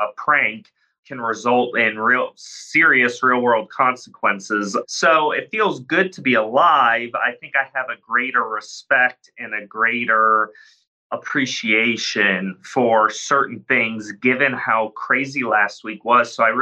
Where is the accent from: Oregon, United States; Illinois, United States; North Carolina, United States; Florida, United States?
Illinois, United States; moved away; I'm back in my hometown out in the cornfields in Illinois